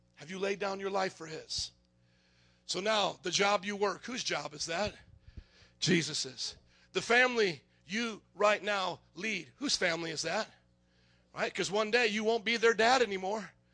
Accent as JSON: {"language": "English", "town": "Fort Wayne", "region": "Indiana", "country": "United States", "tie": "born or raised there", "said": "I grew up in Fort Wayne, Indiana"}